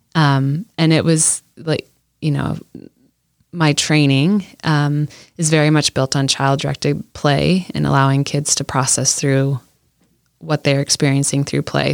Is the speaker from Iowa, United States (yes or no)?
yes; Iowa, United States; when I was young, I grew up in Iowa